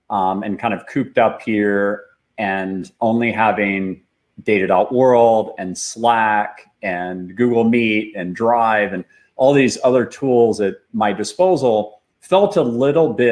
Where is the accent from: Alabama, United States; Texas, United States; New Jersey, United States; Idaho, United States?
Texas, United States; Austin; up here in Austin, Texas, and I was programming since I was seven years old. So I grew up mostly behind a computer